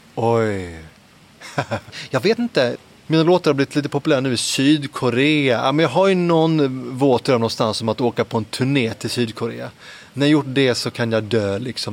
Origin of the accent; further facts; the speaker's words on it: Helsingborg, Skåne, Sweden; moved away as an adult; also born or lived in Södertälje; now in Lund, Sweden; jag föddes i Södertälje och växte upp eh, lite grann där och så mycket i Helsingborg faktiskt